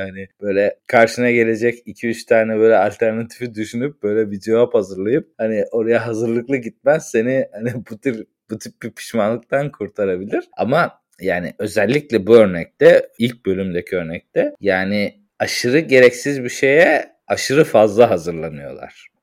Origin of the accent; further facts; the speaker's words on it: Turkey; moved away; yurt dışında yaşayan bir Türk olarak